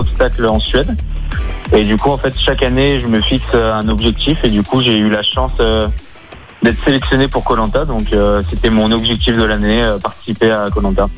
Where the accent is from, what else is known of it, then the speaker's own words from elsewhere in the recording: near Givors, Auvergne-Rhône-Alpes, France; now in Haute-Savoie, France; je suis originaire du Rhône, du coup, de Givor, enfin un petit village à côté de Givor.